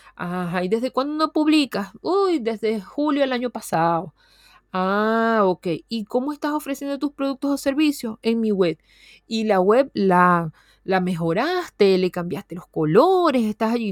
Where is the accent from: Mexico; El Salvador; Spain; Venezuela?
Venezuela; una universidad muy prestigiosa en mi país, Venezuela